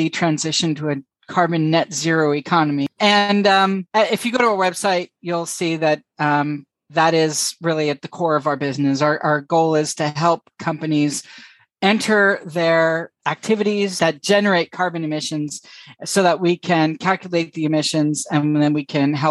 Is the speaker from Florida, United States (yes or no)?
no; California, United States; moved away as an adult; also born or lived in San Francisco / Boston / Lake Tahoe / Amsterdam; I'm from California